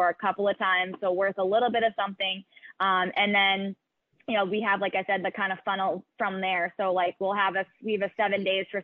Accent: Beverly, Massachusetts, United States; I'm actually from the Beverly area, growing up

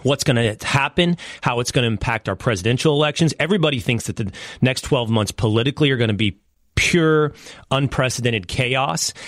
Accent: Dallas, Texas, United States; Dallas, Texas, my hometown

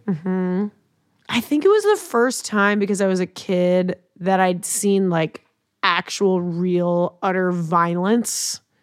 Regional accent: Long Island, New York, United States; I'm from Long Island

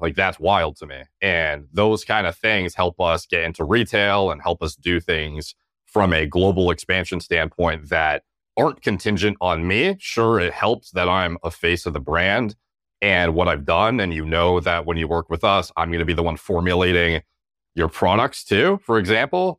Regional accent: Canada; as a Canadian

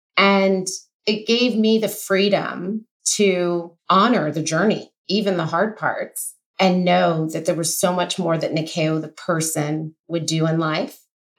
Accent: Kenya; I mean, I'm a Kenyan girl that's never sold a product internationally.

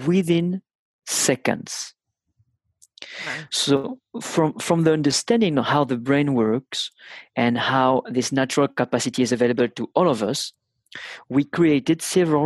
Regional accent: France; accent: thick (French); English is a second language

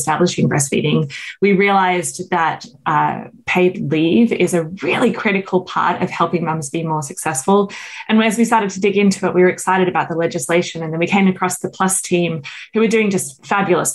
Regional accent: Australia; moved away as an adult; now in United States; I grew up in Australia

